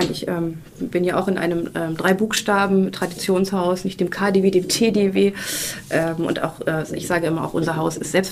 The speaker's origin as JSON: {"language": "German", "region": "Berlin", "country": "Germany", "said": "Ich sage jetzt mal das Beste natürlich, weil als Berliner muss man da ja drauf bestehen."}